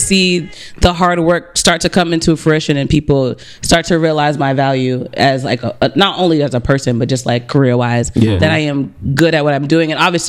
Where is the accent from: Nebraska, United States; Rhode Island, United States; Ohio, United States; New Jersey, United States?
New Jersey, United States; now in Boston, United States; I'm from New Jersey. I'm not gonna lie. What am I gonna lie about? I am a proud Jersey girl.